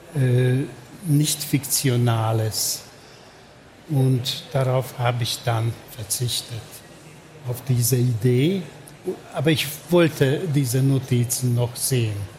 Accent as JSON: {"language": "German", "region": "Budapest", "country": "Hungary", "tie": "born or raised there", "second_language": "German", "said": "Ich bin in Budapest geboren und aufgewachsen"}